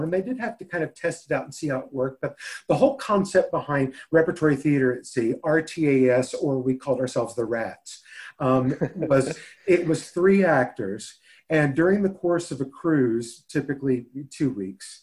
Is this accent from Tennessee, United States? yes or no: yes; Nashville, Tennessee, United States; I was born and raised in Nashville, Tennessee, certainly landlocked